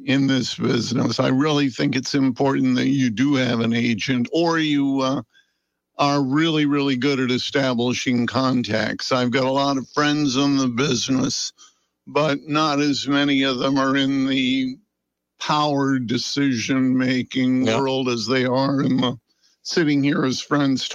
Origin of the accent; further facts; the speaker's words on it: Vermont, United States; I've got to spend my whole life in my home state, raising a family